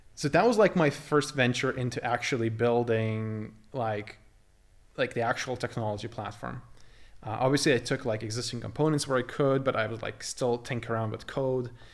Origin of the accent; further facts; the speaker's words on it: Lithuania; moved away as an adult; I grew up in Lithuania. I spent my first eighteen years, uh, the local, uh, there